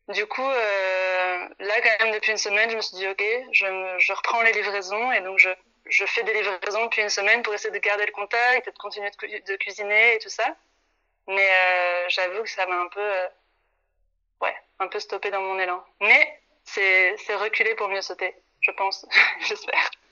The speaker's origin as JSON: {"language": "French", "country": "France", "moved": "as an adult", "lives_now": "Brussels, Belgium", "said": "Je suis une Française qui est arrivée là il y a cinq ans"}